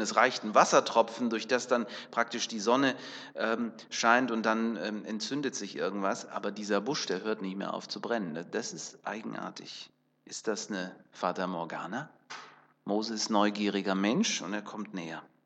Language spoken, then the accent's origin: German; Kazakhstan; Da, wo ich geboren bin, in Kasachstan